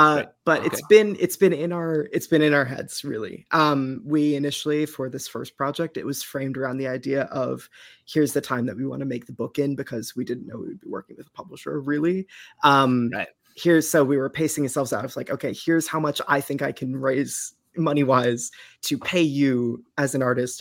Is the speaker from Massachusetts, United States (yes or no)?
yes; Eastern Massachusetts, United States; I am from Eastern Mass and have lived there pretty much my whole life